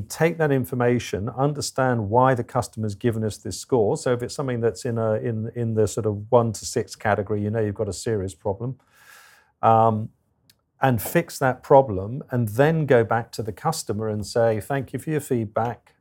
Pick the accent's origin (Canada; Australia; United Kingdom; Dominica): United Kingdom; England; I'm English